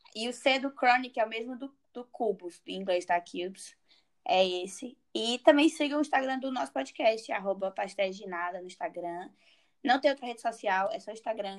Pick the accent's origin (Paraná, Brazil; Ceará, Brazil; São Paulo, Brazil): Ceará, Brazil; Fortaleza; moved away as an adult; also born or lived in Coimbra, Portugal; now in Porto, Portugal; eu sou de Fortaleza mesmo